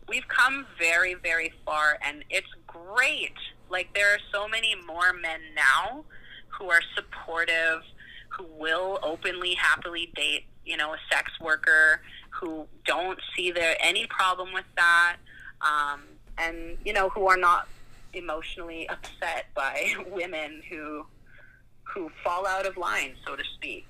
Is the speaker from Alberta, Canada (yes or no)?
yes; Calgary, Alberta, Canada; I grew up in Calgary, Alberta